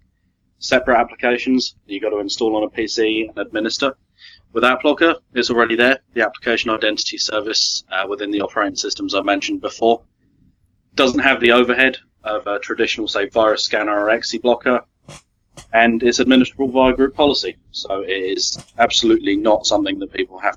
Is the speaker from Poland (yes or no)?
no; United Kingdom; accent: British; if I put on my proper accent, I'm very much British